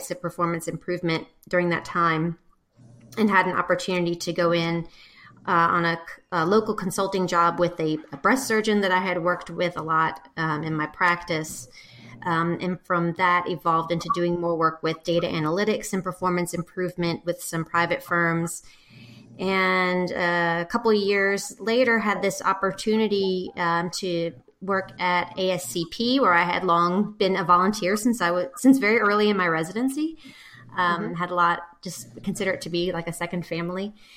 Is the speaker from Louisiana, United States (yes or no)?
yes; New Orleans, Louisiana, United States; moved away as an adult; also born or lived in Shreveport, Louisiana; now in Jackson, Mississippi, United States; I'm originally from New Orleans